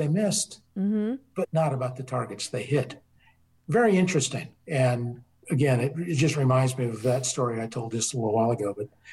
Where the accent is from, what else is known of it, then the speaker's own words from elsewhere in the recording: Colorado, United States; also born or lived in the South (US); now in the South, United States; I'm from Colorado, but I've been here in the South now 26 years.